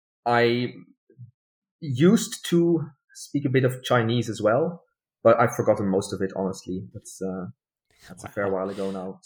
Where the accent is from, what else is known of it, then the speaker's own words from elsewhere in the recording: Netherlands; first language Dutch; English is a second language; moved away as an adult; also born or lived in Belgium; now in Germany; so I was born and raised in the Netherlands. So the language I'm best at is Dutch. But my family have a German background. So like German migration background. I'm also fluent in German.